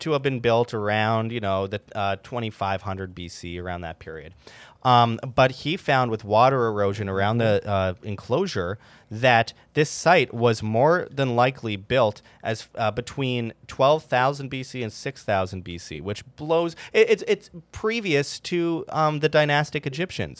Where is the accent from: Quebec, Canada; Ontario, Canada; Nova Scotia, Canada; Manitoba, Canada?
Manitoba, Canada; Winnipeg; I grew up in Winnipeg, Canada